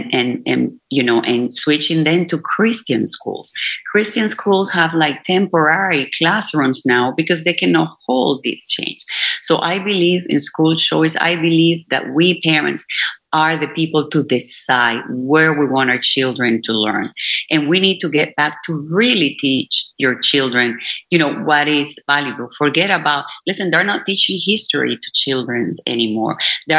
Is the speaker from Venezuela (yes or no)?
yes; Venezuela; now in Houston, United States; I come from Venezuela, which is a country that, you know, based in oil industry, especially Maracaibo, it was all about oil.